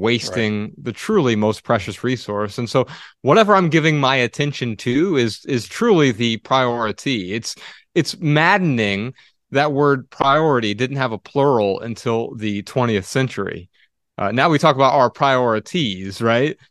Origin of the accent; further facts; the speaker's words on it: Dayton, Ohio, United States; we're from Dayton, Ohio